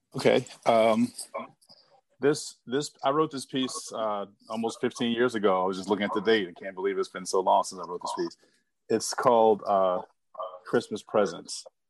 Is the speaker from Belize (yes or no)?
no; Philadelphia, Pennsylvania, United States; now in Suitland, United States; I live in Suitland, Maryland, but I grew up in in Philadelphia